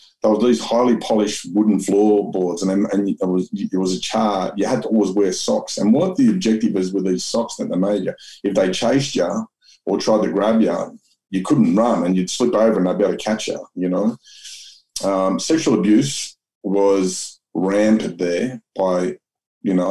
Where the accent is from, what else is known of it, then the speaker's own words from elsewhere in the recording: Sydney, New South Wales, Australia; I grew up in Mount Druitt